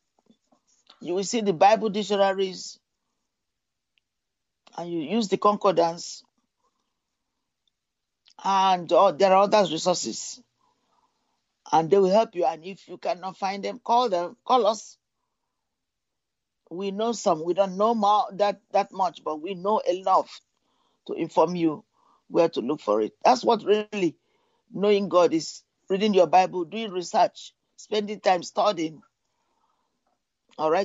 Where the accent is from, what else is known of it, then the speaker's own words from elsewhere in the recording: United Kingdom; now in United States; I grew up in Britain